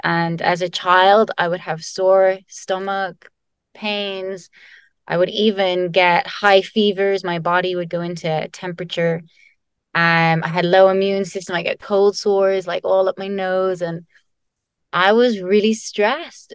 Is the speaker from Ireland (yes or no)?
yes; Ireland; I'm Irish